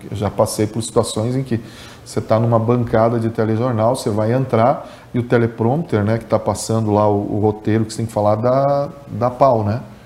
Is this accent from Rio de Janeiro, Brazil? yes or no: no; Capinzal, Santa Catarina, Brazil; also born or lived in Machadinho, Rio Grande do Sul; now in Joaçaba, Brazil; eu nasci em Machadinho, no Rio Grande do Sul, ali pertinho da divisa uhum. aqui com Santa Catarina, né? E de lá, muito pequenininho já, minha família veio para Capinzal